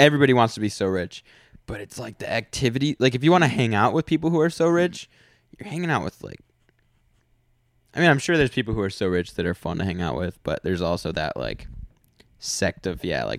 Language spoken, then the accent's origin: English; Chicago, Illinois, United States; I'm from Chicago, and I can do a lot of cooking.